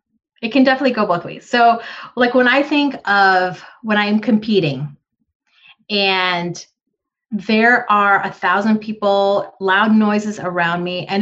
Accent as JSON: {"language": "English", "country": "Philippines", "said": "And I'm sorry, for me being a Filipino woman, I love my Filipino food. I love rice."}